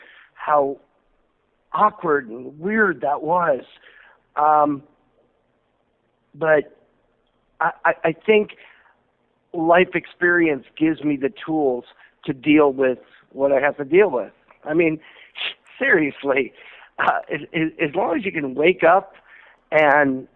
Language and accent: English; Southfield, Michigan, United States; when I first realized that I wanted to be a showman and I wanted to be an entertainer, it was in Southfield, Michigan